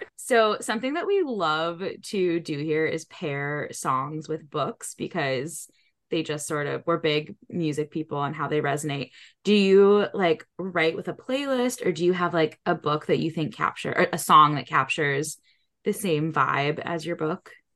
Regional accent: New England, United States; I grew up in New England

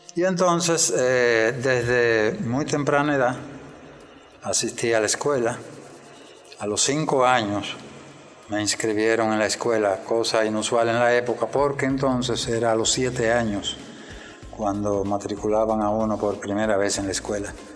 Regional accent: Moca, Espaillat, Dominican Republic; yo nací en, en Moca, el 6 de octubre de 1941. Mi primera etapa la viví en Wausi, una aldea, un campo en la vecindad de Moca

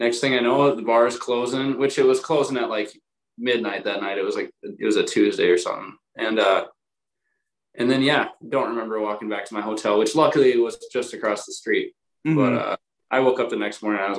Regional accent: Wisconsin, United States; we're from Wisconsin

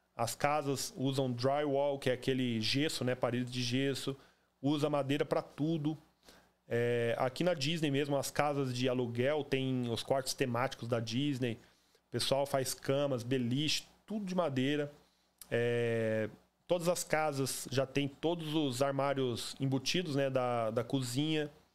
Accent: Campo Grande, Mato Grosso do Sul, Brazil; moved away as an adult; also born or lived in Cuiabá, Mato Grosso; now in Orlando, United States; Eu sou nascido e criado no Jardim Panamá, em Campo Grande

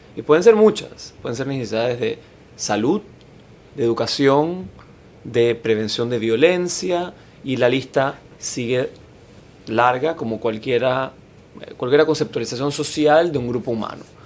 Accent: Panama; quiénes somos los, las panameñas y los panameños

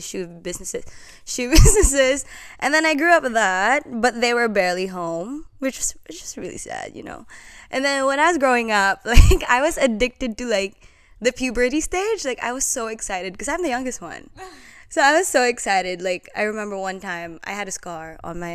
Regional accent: Philippines; moved away as an adult; now in Australia; I was born and raised in the Philippines. Now I'm here.

